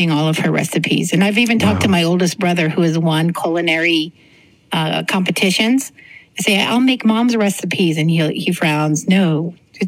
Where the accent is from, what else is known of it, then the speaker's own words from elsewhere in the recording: Clint, Texas, United States; also born or lived in El Paso; I was a poor white kid growing up in Clint that had a really hard time relating to the people in Clint.